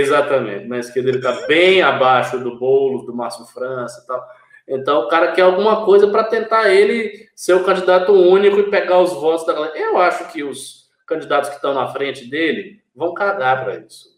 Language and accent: Portuguese; Bahia, Brazil; moved away; depois de uns quatro anos eu saí daqui e voltar para minha terra